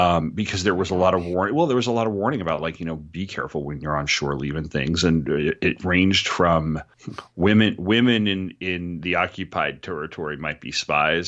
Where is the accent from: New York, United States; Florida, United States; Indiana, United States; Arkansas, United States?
New York, United States; I grew up in New York